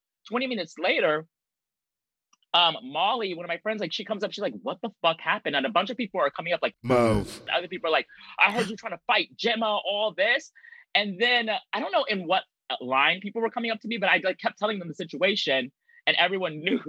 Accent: Anchorage, Alaska, United States; now in New York City, United States; I am not from New York. I'm from Anchorage, Alaska

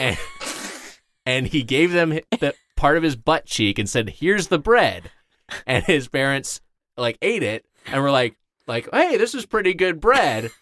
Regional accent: Lakewood, California, United States; I'm from, uh, Lakewood, California, so SoCal

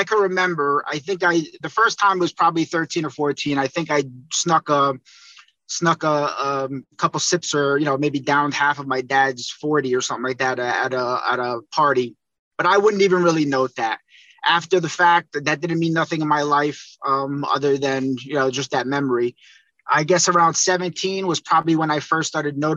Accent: Northern New Jersey, United States; I'm from Northern New Jersey.

